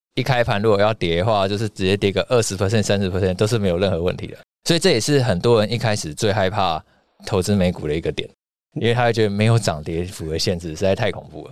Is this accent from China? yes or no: no; Taiwan; 我们是台湾人嘛，对。人在台湾，生在台湾